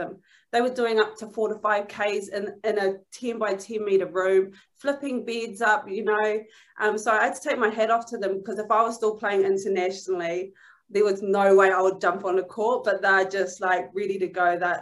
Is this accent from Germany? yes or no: no; New Zealand; moved away as an adult; now in Manchester, United Kingdom